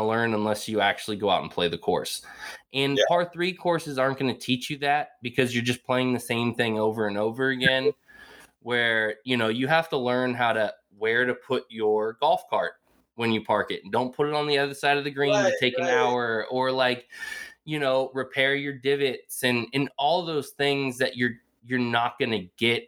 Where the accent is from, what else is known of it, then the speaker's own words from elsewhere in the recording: Bay Area, California, United States; growing up in the Bay Area